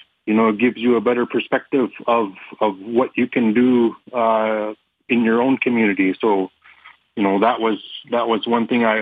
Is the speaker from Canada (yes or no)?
yes; Rankin Inlet, Nunavut, Canada; now in Iqaluit, Canada; I'm from Rankin Inlet, Nunavut.